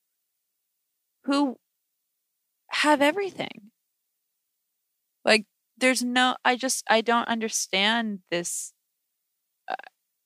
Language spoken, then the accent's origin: English; Connecticut, United States; I grew up in Connecticut in, like, a really affluent suburb